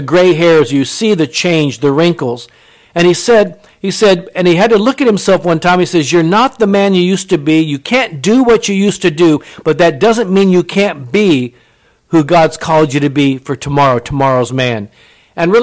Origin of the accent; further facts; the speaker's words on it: Japan; I was born in Japan. My mother was Japanese